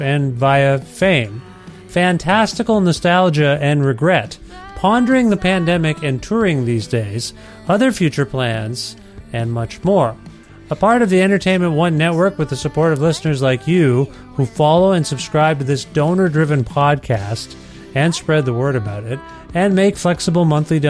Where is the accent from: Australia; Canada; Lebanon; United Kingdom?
Canada; Ontario; now in Edmonton, Canada; I'm from Ontario originally, but I've been here like 3 years.